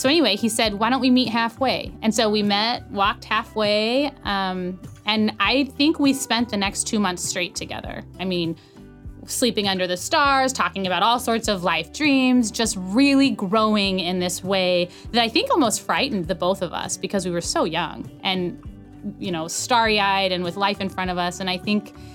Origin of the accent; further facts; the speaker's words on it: Prescott, Arizona, United States; I was born and raised in Prescott, Arizona